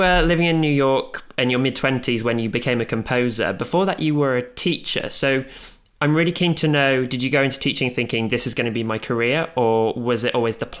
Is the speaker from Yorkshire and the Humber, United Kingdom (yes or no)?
yes; Pontefract, Yorkshire and the Humber, United Kingdom; also born or lived in Doncaster; So I was born in Doncaster, but I grew up in Pontefract, not that far away, but technically.